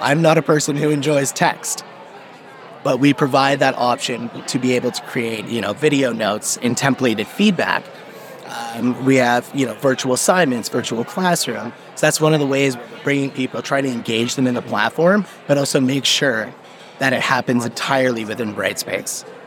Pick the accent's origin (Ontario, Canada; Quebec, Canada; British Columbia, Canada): Ontario, Canada; Brampton; I was actually uh, born and raised in Brampton.